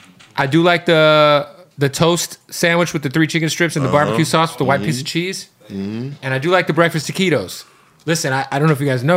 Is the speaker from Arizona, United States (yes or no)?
yes; Arizona, United States; I grew up in Arizona